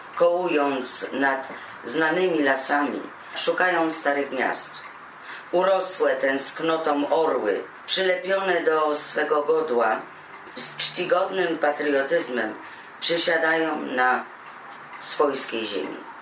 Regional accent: Poland; now in Germany; do kraju, w którym się urodziłam, w którym się wychowałam

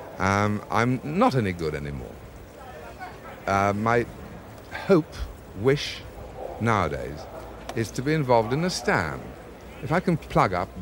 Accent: north of England, Yorkshire and the Humber, United Kingdom; I was reared in England and reared in the north of England. So cricket for me began in Yorkshire

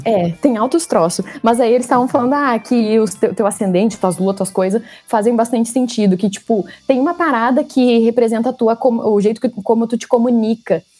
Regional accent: Santa Cruz do Sul, Rio Grande do Sul, Brazil; moved away as an adult; also born or lived in Porto Alegre, Brazil; now in São Paulo, Brazil; eu sou de Santa Cruz, né? Mas eu morei Uh, cinco anos em Porto Alegre por causa da faculdade

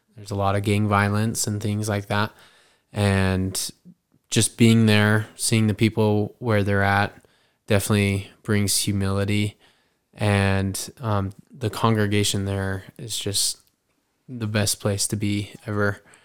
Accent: Meridian, Idaho, United States; I am from Meridian, Idaho

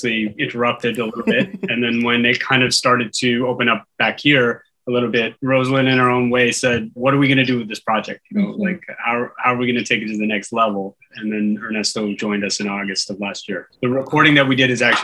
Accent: Markham, Ontario, Canada; now in Curaçao; I'm from Toronto originally, actually Markham, Ontario

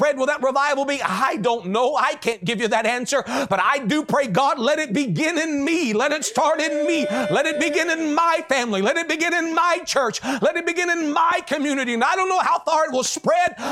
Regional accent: United States; as an American, okay? Because that's my country

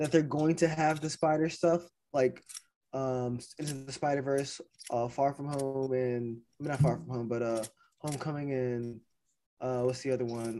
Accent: Louisiana, United States; my home state of Louisiana

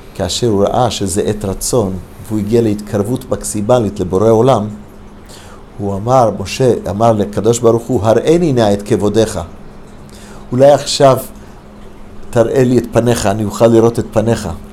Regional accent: United States; also born or lived in Detroit, Michigan, United States / Los Angeles, California, United States; now in Israel; הייתי ילד קטן, גדל, נולדתי בדטרויט, מישיגן. כילד, בכיתה, כמדומני ד', בלוס אנג'לס

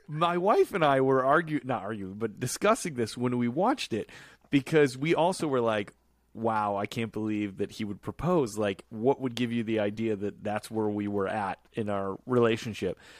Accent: Chicago, Illinois, United States; when I was growing up in Chicago.

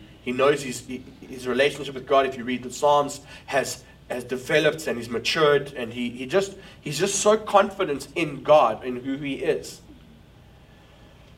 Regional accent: South Africa; now in New York, United States; as a South African leading a church in New York

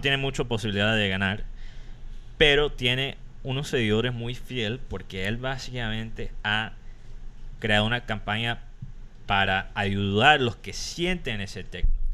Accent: United States; Spanish is a second language; also born or lived in Colombia; now in Barranquilla, Colombia; soy gringo

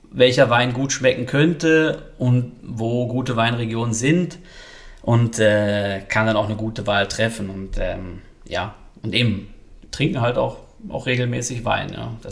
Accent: North Rhine-Westphalia, Germany; now in Switzerland; Ja, für mich als, als Ruhrpottler natürlich die Pommesbuden.

